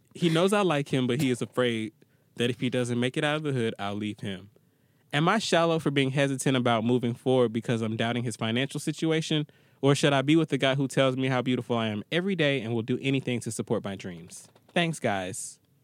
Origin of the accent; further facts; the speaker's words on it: Atlanta, Georgia, United States; I'm from Atlanta